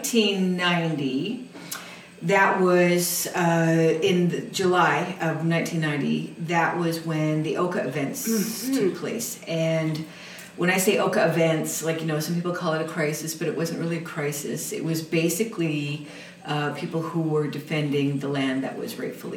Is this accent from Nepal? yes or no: no; Six Nations territory, Southern Ontario, Canada; moved away as an adult; now in Coast Salish territory, Canada; my father is Mohawk Tuscarora, and we come from Six Nations territory in Southern Ontario